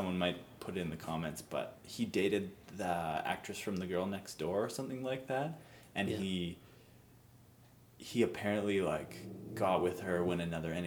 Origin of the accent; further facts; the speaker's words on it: Canada; we're Canadian